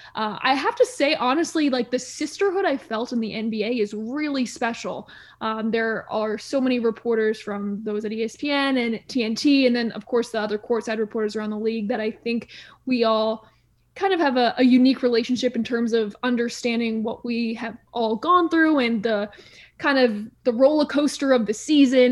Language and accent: English; Stamford, Connecticut, United States; moved away as an adult; also born or lived in Providence; now in Houston, United States; I grew up in Stamford, Connecticut, so I was about forty-five minutes from New York City